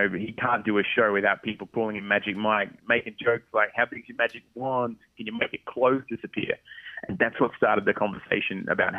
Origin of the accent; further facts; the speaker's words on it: Australia; moved away as an adult; when I came to America from Australia